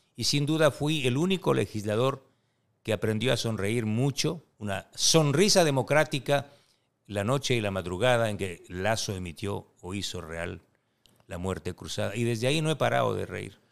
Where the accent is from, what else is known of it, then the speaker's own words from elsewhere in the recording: Ecuador; como ecuatorianos